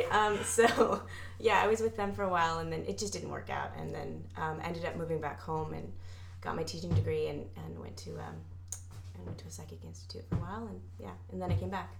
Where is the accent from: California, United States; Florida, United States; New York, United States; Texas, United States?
California, United States; Vallejo; moved away as an adult; now in Los Angeles, United States; I was born up there in Vallejo.